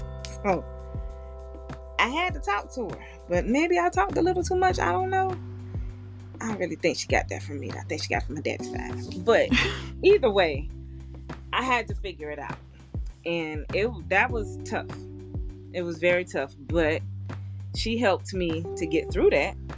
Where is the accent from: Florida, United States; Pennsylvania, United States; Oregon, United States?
Florida, United States; moved away as an adult; also born or lived in Arizona; I'm 20, I'm in Arizona from Florida